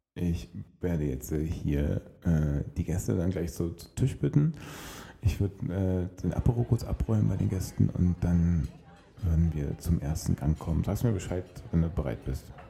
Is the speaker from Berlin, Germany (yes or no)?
yes; Berlin, Germany; mich als Berliner